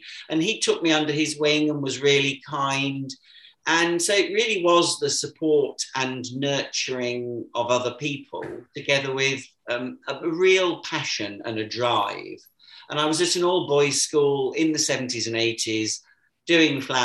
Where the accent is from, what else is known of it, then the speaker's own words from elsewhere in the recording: Warwick, West Midlands, United Kingdom; moved away; I was born and brought up in Warwick, where my parents still live